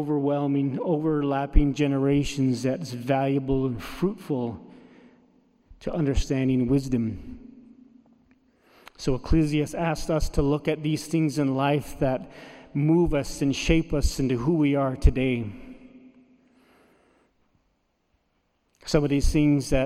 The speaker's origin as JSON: {"language": "English", "region": "Navajo Nation", "country": "United States", "first_language": "Navajo", "second_language": "English", "said": "my native language, the Navajo"}